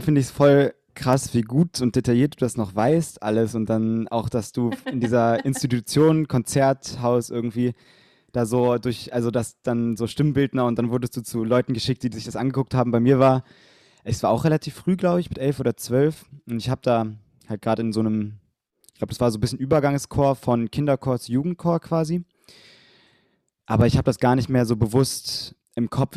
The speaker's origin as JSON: {"language": "German", "town": "Bonn", "region": "North Rhine-Westphalia", "country": "Germany", "tie": "born or raised there", "said": "in Bonn gesungen, wo ich herkomme"}